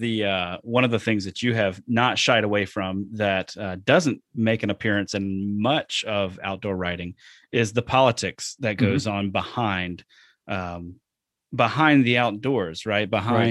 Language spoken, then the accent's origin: English; Deep South, United States; I'm from the Deep South. When I didn't see or hear about a lot of that.